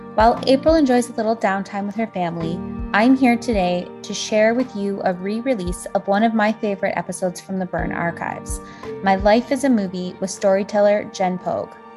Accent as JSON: {"language": "English", "town": "Toronto", "region": "Ontario", "country": "Canada", "tie": "born or raised there", "said": "living in Toronto, Canada, which is my hometown"}